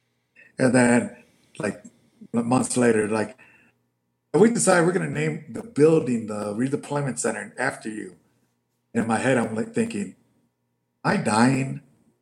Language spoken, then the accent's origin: English; Chicago, Illinois, United States; I'm from Chicago, so a lot of my family is very liberal